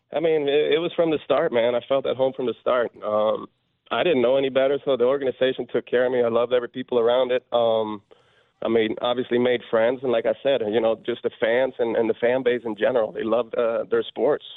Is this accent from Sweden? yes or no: yes; Sweden; moved away as an adult; now in Michigan, United States; growing up in Sweden